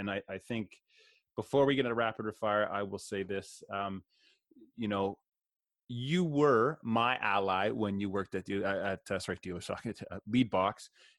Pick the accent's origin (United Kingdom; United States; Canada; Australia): Canada; I'm Canadian.